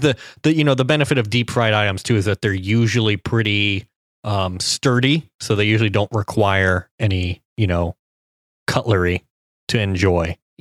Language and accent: English; Cincinnati, Ohio, United States; Skyline Chili, the, the Cincinnati Chili restaurant from my hometown